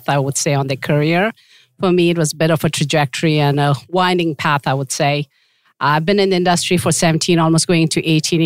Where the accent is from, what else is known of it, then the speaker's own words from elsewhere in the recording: India; moved away as an adult; also born or lived in Tibet; now in Canada; I am a Tibetan and I was born in India because my parents had fled Tibet at that time